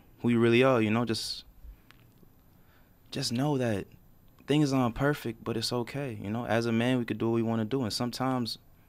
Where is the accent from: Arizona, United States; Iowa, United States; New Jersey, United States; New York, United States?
New York, United States; New York City; I'm from Brooklyn, New York.